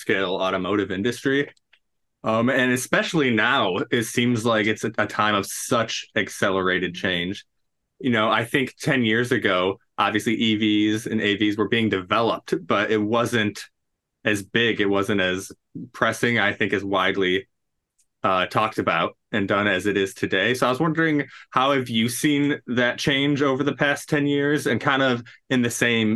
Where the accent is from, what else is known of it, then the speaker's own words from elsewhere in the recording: Dearborn, Michigan, United States; I'm from Dearborn myself